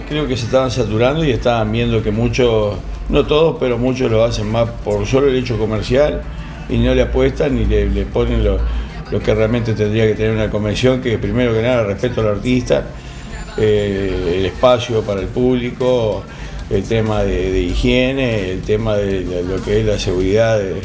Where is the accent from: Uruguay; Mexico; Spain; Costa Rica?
Uruguay; now in Argentina; Soy uruguayo, pero Argentina para mí es mi segundo amor, vivo acá hace mucho